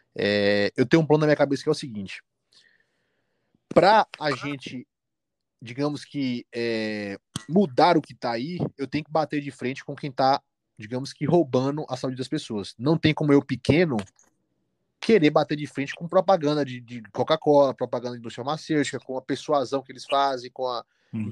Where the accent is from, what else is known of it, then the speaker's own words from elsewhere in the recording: Salvador, Bahia, Brazil; moved away as an adult; now in Belo Horizonte, Brazil; atendo em Salvador, que é minha cidade natal